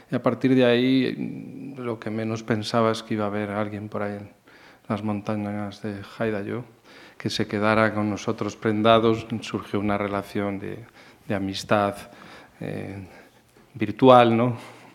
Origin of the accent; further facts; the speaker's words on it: Salamanca, Castile and León, Spain; now in Galicia, Spain; yo soy salamantino, soy de Salamanca, aunque muy bien afincado ya aquí desde hace muchos años en Galicia. Soy un gallego más, ¿no?